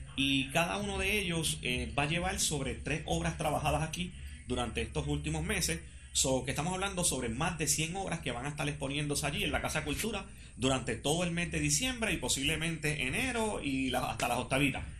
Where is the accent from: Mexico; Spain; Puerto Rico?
Puerto Rico; como puertorriqueños